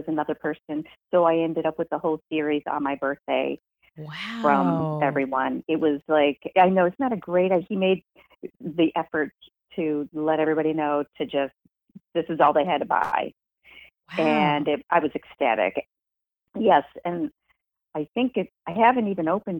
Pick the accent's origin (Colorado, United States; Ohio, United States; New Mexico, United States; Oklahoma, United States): Ohio, United States; Cleveland; now in New York City, United States; I'm originally from Cleveland, Ohio, but I live in New York City.